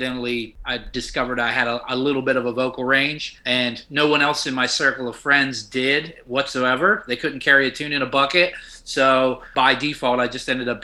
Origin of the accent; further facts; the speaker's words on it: Wheeling, West Virginia, United States; I'm from West Virginia, born and raised in the northern panhandle of West Virginia